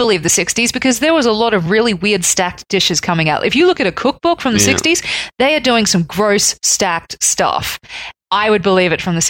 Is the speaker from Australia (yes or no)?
yes; Australia; growing up in Australia, I mean, especially like being a kid in the 90s